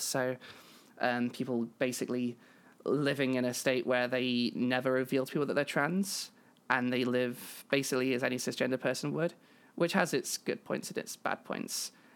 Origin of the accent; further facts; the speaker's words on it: United Kingdom; I am British